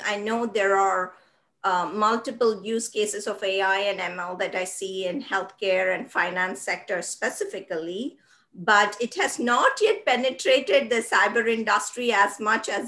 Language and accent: English; India; moved away; when I was growing up in the 80s in India